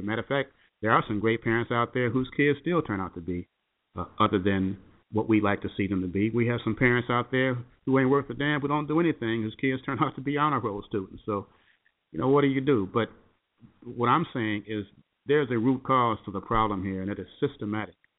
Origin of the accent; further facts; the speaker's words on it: Chicago, Illinois, United States; moved away; back home to Chicago, my hometown